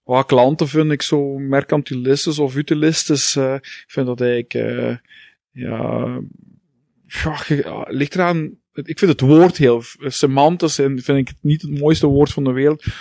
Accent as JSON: {"language": "Dutch", "town": "Heusden-Zolder", "region": "Flanders", "country": "Belgium", "tie": "born or raised there", "moved": "yes", "lives_now": "Hasselt, Belgium", "said": "ik ben geboren in Heusden Zolder, Boekzolder"}